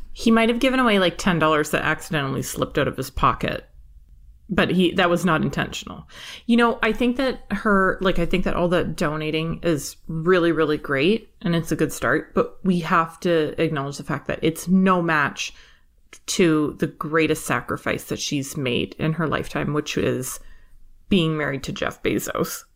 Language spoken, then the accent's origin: English; Canada; I'm from Canada